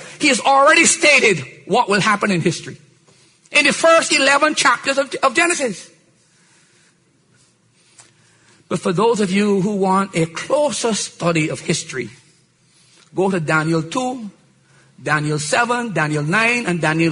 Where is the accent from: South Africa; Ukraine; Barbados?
Barbados; I was born in Barbados